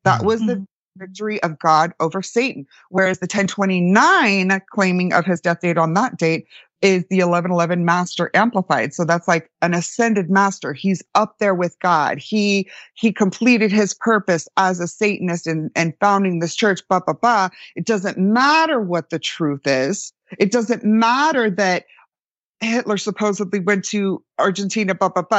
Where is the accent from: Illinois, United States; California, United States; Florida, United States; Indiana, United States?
Florida, United States; I grew up in Florida, like the redneck capital